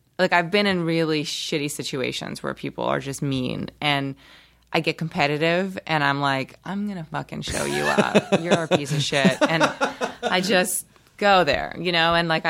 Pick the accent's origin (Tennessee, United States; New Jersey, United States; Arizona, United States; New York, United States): New York, United States; New York City; also born or lived in Brazil; New York City. I moved there when I was 7 from Brazil. I was born in Brazil. Spent that part of my life there.